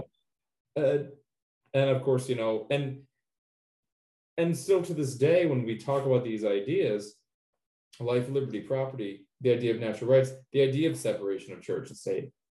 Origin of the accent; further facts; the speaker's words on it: United States; I'm American too